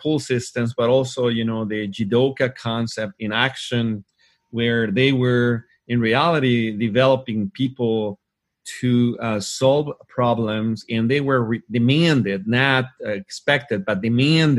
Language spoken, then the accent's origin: English; Hermosillo, Sonora, Mexico; I had the opportunity to work inside a Ford Motor Company here in my hometown in Hermosillo, Mexico.